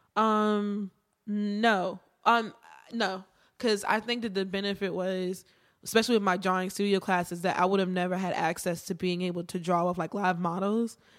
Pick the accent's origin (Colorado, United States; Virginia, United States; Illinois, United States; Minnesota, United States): Virginia, United States; Martinsville; I am from Virginia, small town, Martinsville